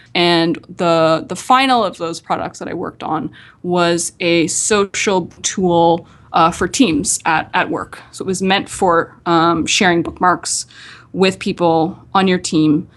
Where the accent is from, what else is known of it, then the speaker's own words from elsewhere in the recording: Nova Scotia, Canada; I'm from Nova Scotia, uh, the capital city there is Halifax. So I'm from, uh, just a, a small town just outside of Halifax